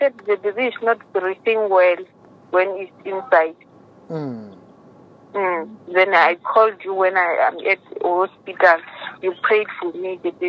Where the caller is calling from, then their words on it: Pretoria, Gauteng, South Africa; I'm at Pretoria.